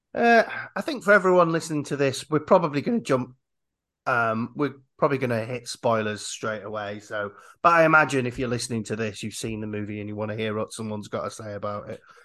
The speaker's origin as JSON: {"language": "English", "region": "Yorkshire and the Humber", "country": "United Kingdom", "said": "I'm from Yorkshire"}